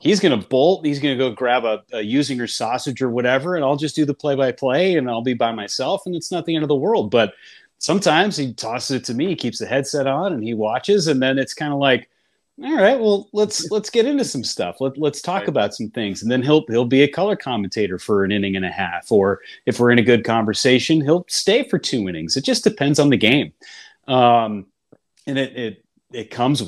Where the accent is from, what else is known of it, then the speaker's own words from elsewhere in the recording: Northern California, United States; I grew up in Northern California